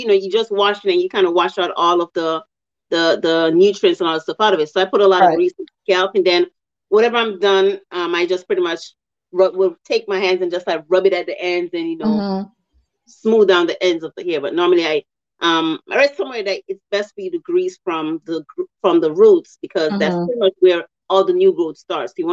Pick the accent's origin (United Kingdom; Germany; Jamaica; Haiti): Jamaica; moved away; I'm from Jamaica